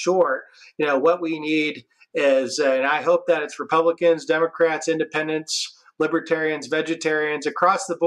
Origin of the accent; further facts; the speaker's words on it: Midwest, United States; now in Washington, United States; I'm a Midwesterner.